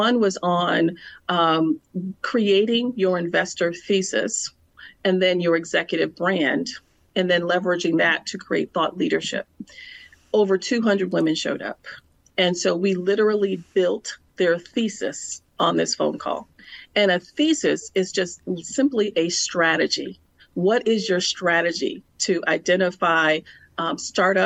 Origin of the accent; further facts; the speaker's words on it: Milwaukee, Wisconsin, United States; It was a public relations and marketing firm in my hometown of Milwaukee, Wisconsin